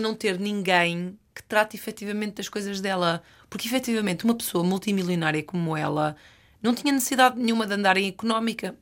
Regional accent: Norte, Portugal; Eu venho, eu venho da, da, da, terra oficial dos azeiteiros. A zona de onde eu venho é, produz mais eh, concorrentes reality show do que o resto do país

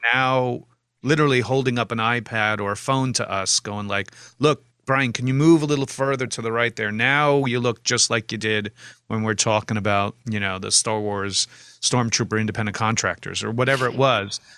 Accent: New York, United States; I was born in Manhattan in sixty-nine.

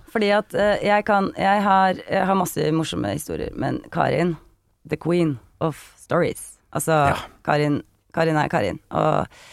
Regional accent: Kongsvinger, Innlandet, Norway; born or raised there; moved away

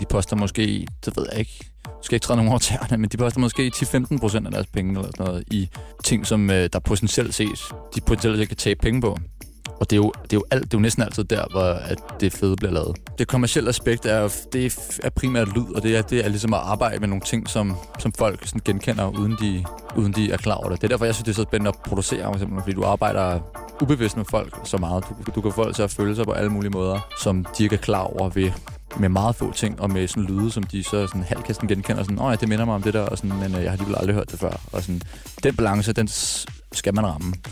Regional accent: Frederiksberg, Capital Region of Denmark, Denmark; also born or lived in Birkerød; Født, født og opvokset på Frederiksberg

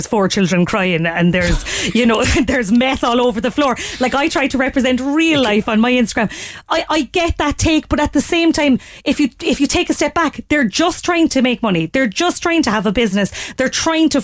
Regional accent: Ireland; I'm Irish

